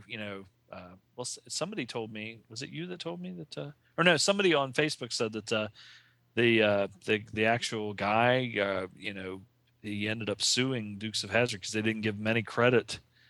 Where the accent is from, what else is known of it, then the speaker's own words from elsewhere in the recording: the South, United States; We're from the South and we do what we want.